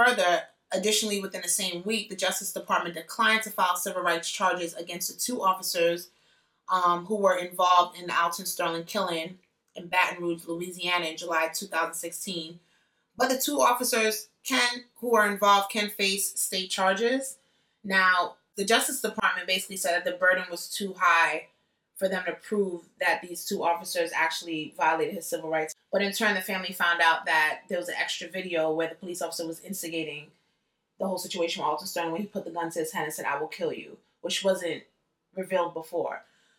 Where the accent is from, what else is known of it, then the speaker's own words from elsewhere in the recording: Jamaica; Like, I'm Jamaican. People know I'm loud.